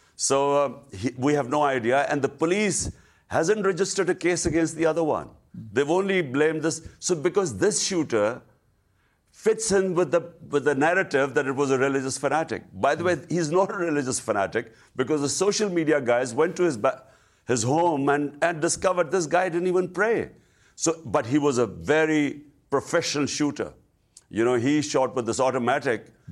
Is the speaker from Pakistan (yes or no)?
yes; Pakistan; as a Pakistani